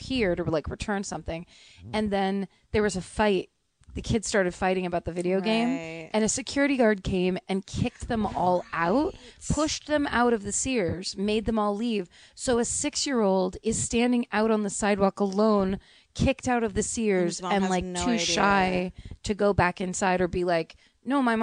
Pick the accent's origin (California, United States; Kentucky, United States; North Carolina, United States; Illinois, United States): California, United States; Petaluma; moved away; it's about my hometown